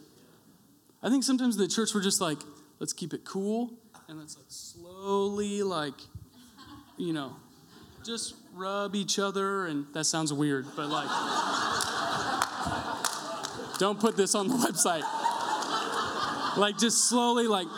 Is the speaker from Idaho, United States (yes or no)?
yes; Coeur d'Alene, Idaho, United States; I'm from Coeur d'Alene